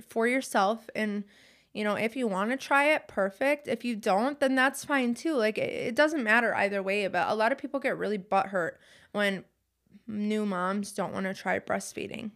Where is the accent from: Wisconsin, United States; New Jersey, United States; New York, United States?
Wisconsin, United States; We're from Wisconsin, so it gets extremely cold